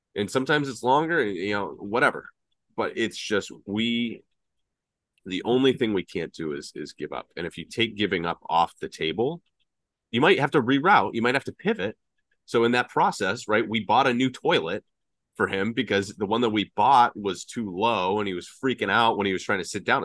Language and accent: English; Atlanta, Georgia, United States; the Southern boy growing up in Atlanta